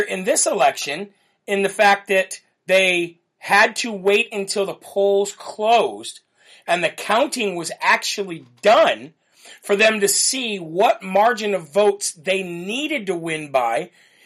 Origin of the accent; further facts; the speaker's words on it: Illinois, United States; now in New Hampshire, United States; I'm from Illinois